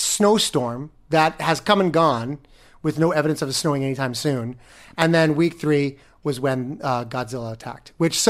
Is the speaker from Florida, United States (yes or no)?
yes; Florida, United States; now in New York, United States; I come from Florida.